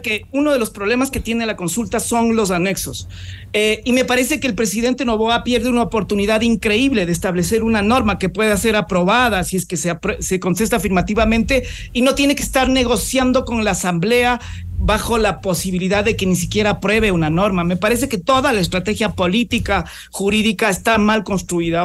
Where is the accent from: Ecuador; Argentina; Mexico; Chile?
Ecuador; nosotros como ecuatorianos